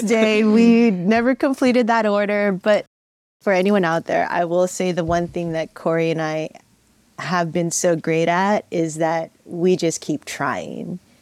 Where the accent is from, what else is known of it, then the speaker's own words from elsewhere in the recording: San Francisco, California, United States; Born and raised in San Francisco